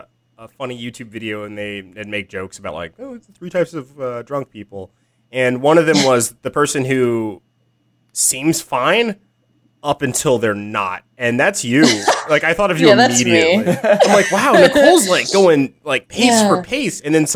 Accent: Michigan, United States; So in Michigan, we say things like soda or pop

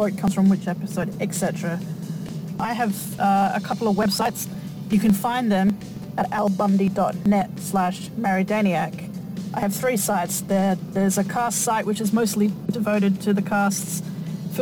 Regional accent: Australia; I'm Australian

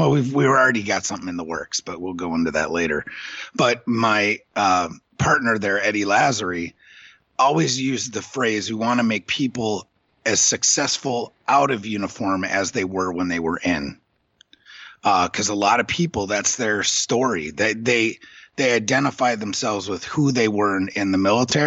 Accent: Illinois, United States; now in New York, United States; grew up in Illinois

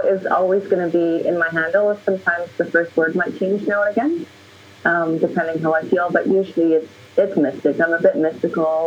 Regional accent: Canada; I'm Canadian

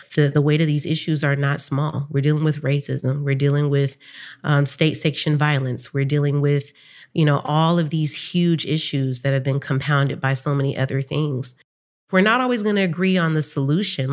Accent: San Francisco, California, United States; I grew up in Bayview Hunters Point in San Francisco

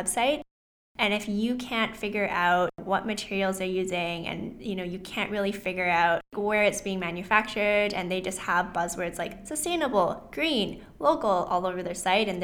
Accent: Vancouver, British Columbia, Canada; I was also born and raised in Vancouver, Canada, so I am Canadian

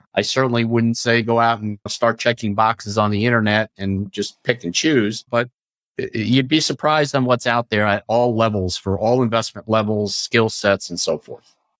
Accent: Long Island, New York, United States; I grew up on Long Island

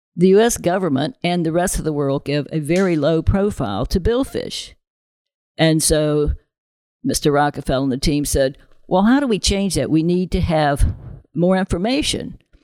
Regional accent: the South, United States; I grew up in the South

